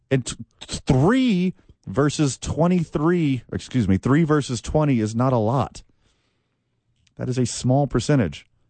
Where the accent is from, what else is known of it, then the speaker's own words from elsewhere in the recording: Texas, United States; I'm a Texan